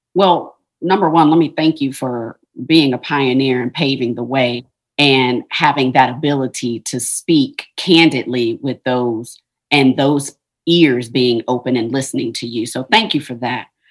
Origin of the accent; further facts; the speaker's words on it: Ohio, United States; I'm from Ohio